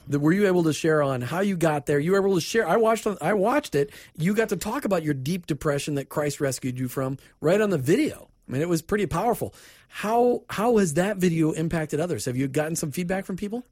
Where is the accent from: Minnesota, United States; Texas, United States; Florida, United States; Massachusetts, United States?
Minnesota, United States; I grew up in Minnesota